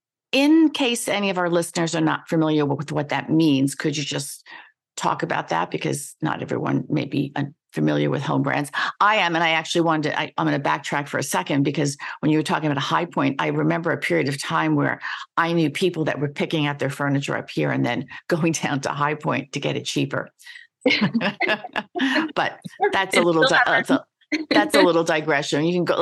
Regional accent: New York, United States; also born or lived in Washington, D.C.; I was told that I don't sound like I'm from New York unless I get angry. And then it's like, okay, now I lived in DC for a while

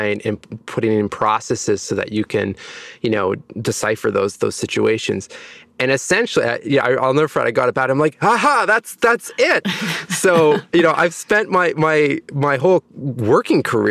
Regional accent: Ontario, Canada; also born or lived in Montreal; now in Toronto, Canada; I am from Ontario, Canada. I was born in a small town in the northern part of the province

